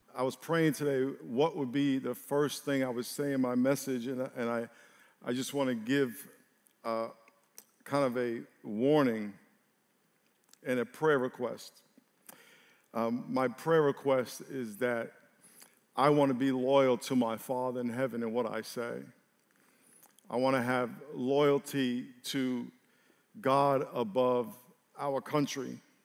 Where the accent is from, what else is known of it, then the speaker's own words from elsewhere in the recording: New York, United States; I grew up in New York